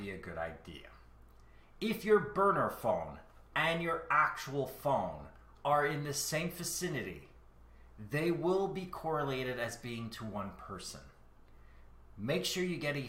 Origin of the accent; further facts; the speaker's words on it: Canada; I am Canadian.